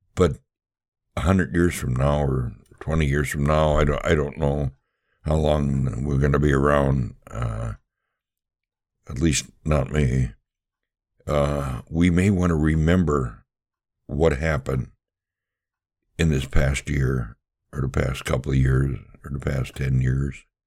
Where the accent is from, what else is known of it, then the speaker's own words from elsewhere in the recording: Milwaukee, Wisconsin, United States; I was born and raised in Milwaukee